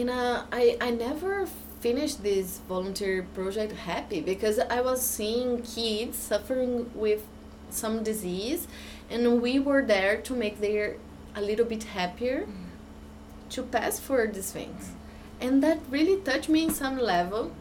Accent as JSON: {"language": "English", "country": "Brazil", "second_language": "English"}